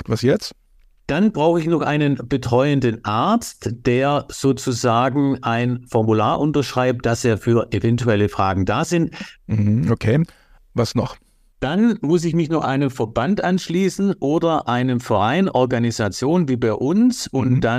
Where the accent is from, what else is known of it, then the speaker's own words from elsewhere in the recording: Baden-Württemberg, Germany; Das ist als Schwabe für mich nicht.